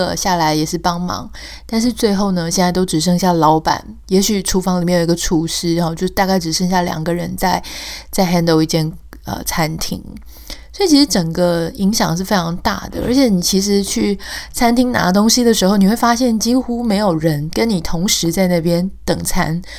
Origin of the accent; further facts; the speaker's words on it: Taiwan; now in United States; 但我们心里还是，嗯、呃，台湾还是我们的故乡。我们很希望能够在心里面感觉到，嗯、呃，家乡是好好的。